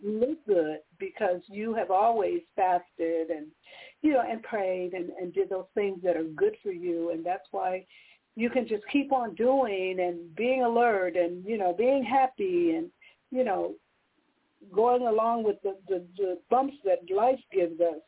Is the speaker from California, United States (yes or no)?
yes; California, United States; I'm from California